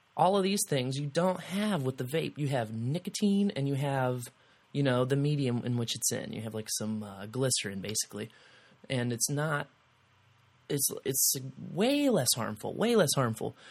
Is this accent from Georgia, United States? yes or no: no; Kansas City, Missouri, United States; moved away as an adult; now in Columbia, United States; I'm from Kansas City